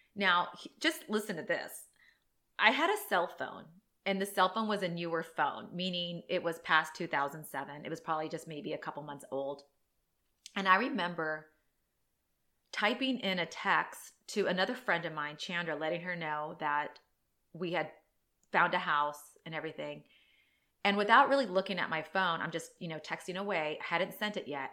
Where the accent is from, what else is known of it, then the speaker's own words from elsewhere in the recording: San Diego, California, United States; I live born and raised in San Diego.